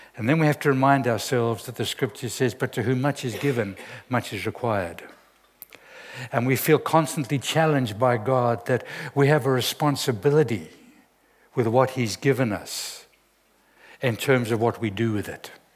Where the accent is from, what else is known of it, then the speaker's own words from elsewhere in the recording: Zimbabwe; I'm from Zimbabwe